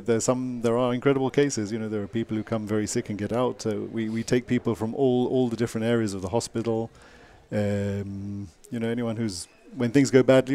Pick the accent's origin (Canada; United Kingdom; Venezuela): United Kingdom; England; From England.